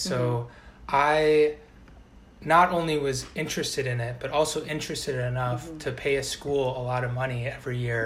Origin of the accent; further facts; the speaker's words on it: outside of Milwaukee, Wisconsin, United States; moved away; I grew up outside of Milwaukee